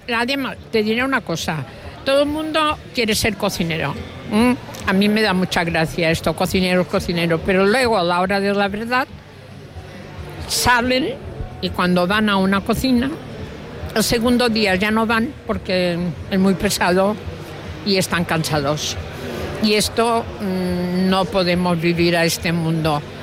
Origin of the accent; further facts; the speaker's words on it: Mallorca, Balearic Islands, Spain; los mallorquines tenemos